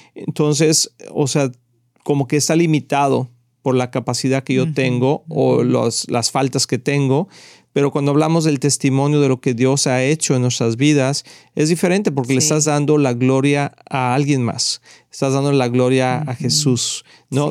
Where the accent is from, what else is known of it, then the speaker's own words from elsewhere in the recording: Mexico; nacimos en México